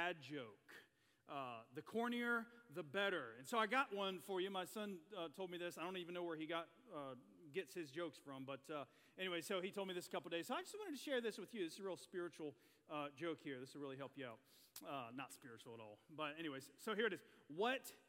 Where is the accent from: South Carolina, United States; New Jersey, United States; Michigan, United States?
South Carolina, United States; Chesnee; I grew up in Chesney, South Carolina, which is about 3 hours west of here.